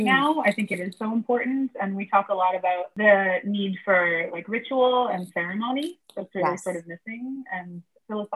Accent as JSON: {"language": "English", "area": "BC", "region": "British Columbia", "country": "Canada", "tie": "born or raised there", "said": "I'm from BC. I grew up on the West Coast"}